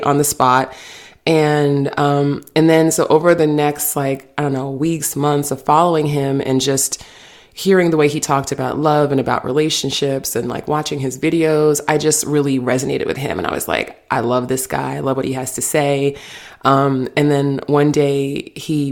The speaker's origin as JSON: {"language": "English", "region": "New York", "country": "United States", "said": "I'm from New York."}